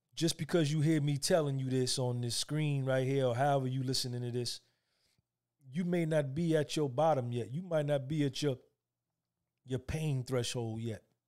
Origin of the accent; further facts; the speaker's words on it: New Jersey, United States; I grew up in North Jersey with a single mother from the South.